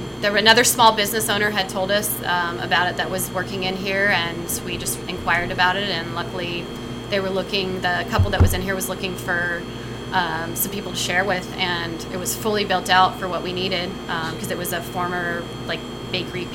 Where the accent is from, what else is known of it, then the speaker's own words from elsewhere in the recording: Florida, United States; also born or lived in Texas; now in Seattle, United States; I'm originally from Florida